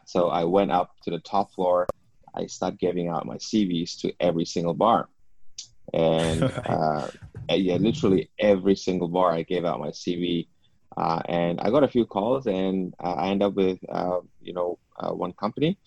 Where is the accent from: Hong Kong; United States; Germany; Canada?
Hong Kong; I was born in and I grew up here in Hong Kong